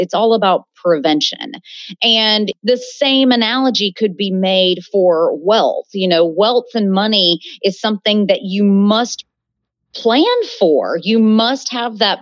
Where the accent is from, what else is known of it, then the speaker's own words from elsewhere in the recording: Birmingham, Alabama, United States; moved away as an adult; also born or lived in San Francisco / North Carolina; am originally from Birmingham, Alabama, born and raised in the South